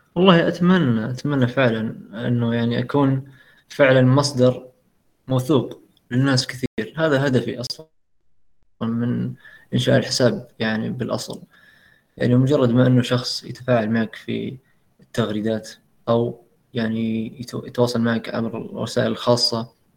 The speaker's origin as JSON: {"language": "Arabic", "country": "Saudi Arabia", "said": "عندنا في السعودية"}